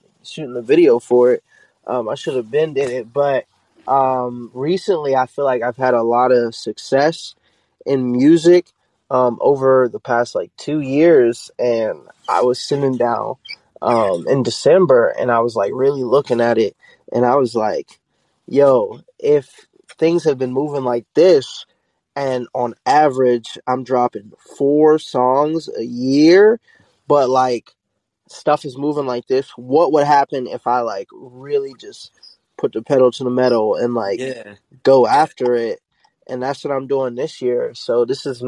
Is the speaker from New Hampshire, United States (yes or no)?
no; Pittsburgh, Pennsylvania, United States; now in North Carolina, United States; I'm originally from Pittsburgh, but I've been in North Carolina so long, I can claim either